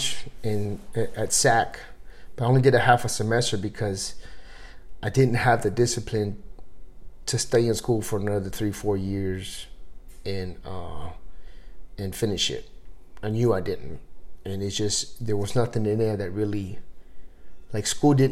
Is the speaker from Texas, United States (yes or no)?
yes; Converse, Texas, United States; moved away as an adult; I grew up, like, in Converse and Live Oak area.